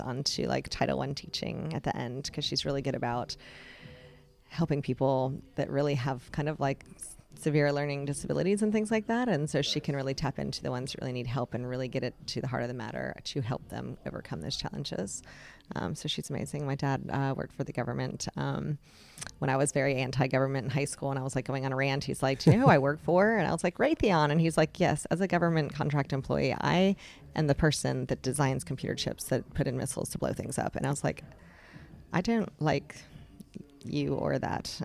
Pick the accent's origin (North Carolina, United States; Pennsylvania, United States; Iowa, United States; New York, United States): North Carolina, United States; Raleigh; also born or lived in Chicago, Illinois; I've been in Raleigh, North Carolina since I was five years old. From outside of Chicago, still kinda claim that as my home